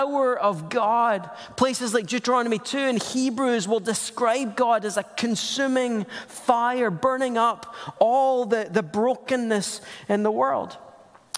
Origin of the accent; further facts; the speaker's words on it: Scotland, United Kingdom; also born or lived in Portland metro area; now in Portland, United States; I'm Scottish. It's just a funny accent that makes kids look at me funny